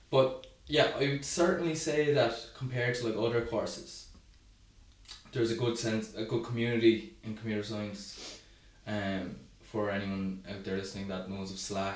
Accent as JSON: {"language": "English", "town": "Cork", "region": "Munster", "country": "Ireland", "tie": "born or raised there", "said": "I'm from Cork. Went to school in Cork, college in Cork"}